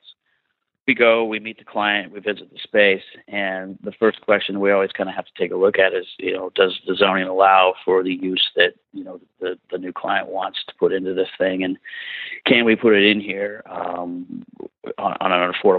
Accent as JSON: {"language": "English", "town": "Spokane", "region": "Washington", "country": "United States", "tie": "born or raised there", "also_born_or_lived": "Pullman, Washington / Denmark", "moved": "as an adult", "lives_now": "Portland, United States", "said": "I grew up in Spokane."}